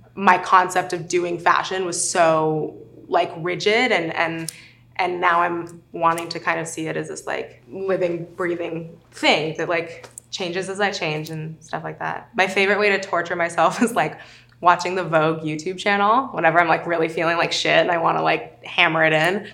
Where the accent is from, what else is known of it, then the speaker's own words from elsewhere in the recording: South Lake Tahoe, California, United States; I grew up in South Lake Tahoe, overwhelmingly white, overwhelmingly conservative